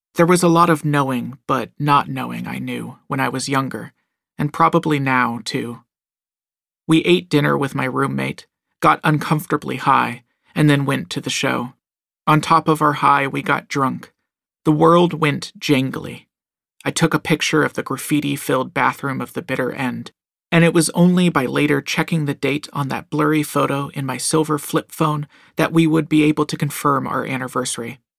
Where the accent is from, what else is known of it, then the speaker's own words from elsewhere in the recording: Southern California, United States; moved away; Growing up in Southern California